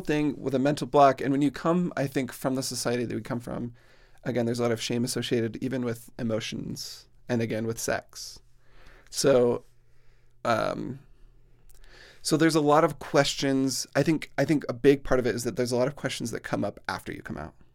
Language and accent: English; Plain City, Utah, United States; I grew up in Plain City, Utah, which is exactly what it sounds like